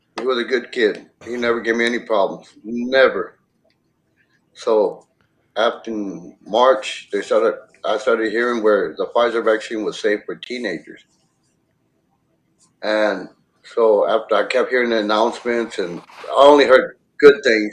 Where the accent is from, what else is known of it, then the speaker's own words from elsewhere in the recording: Edinburg, Texas, United States; I'm from Edinburgh, Texas